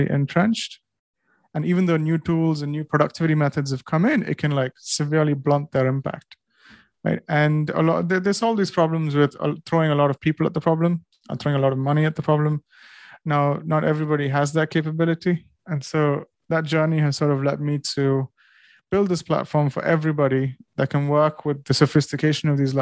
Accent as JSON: {"language": "English", "country": "India", "moved": "yes", "lives_now": "United Kingdom", "said": "I'm Indian and I wasn't here on visa"}